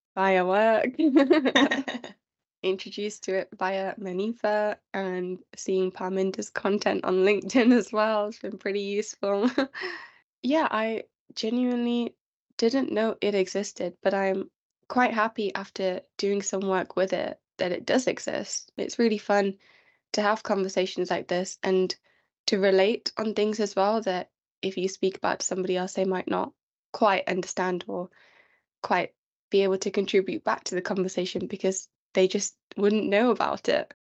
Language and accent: English; London, United Kingdom; I was born in London